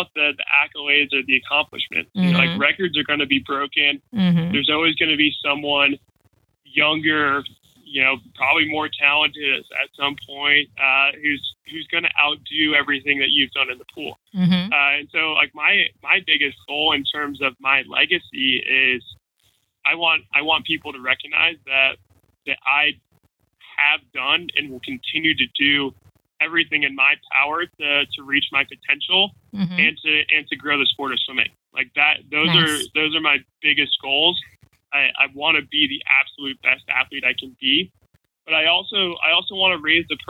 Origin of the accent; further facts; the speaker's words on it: Jacksonville, Florida, United States; also born or lived in Chicago; Tom Coughlin was the head coach of my hometown football team. So he was the head coach of the Jacksonville Jaguars